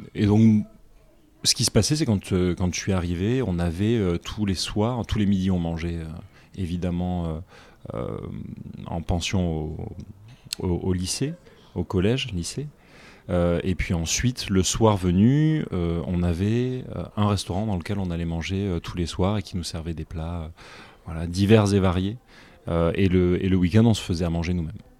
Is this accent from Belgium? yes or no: no; Nîmes, Occitania, France; moved away; also born or lived in United States; J'ai grandi dans le, dans le sud de la France, je suis né à Nîmes